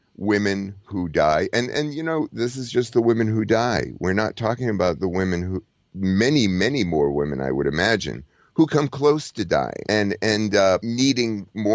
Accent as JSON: {"language": "English", "country": "United States", "said": "I'm an American"}